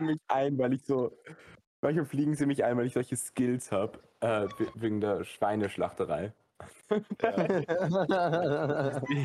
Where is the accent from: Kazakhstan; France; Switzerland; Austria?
Austria; moved away as an adult; now in Costa Rica; ich bin Österreicher